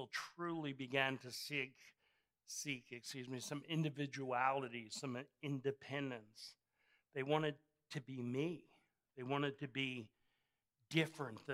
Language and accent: English; United States; we're American